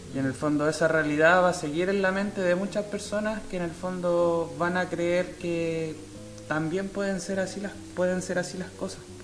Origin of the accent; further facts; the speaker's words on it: Chile; nosotros como chilenos, como ciudadanos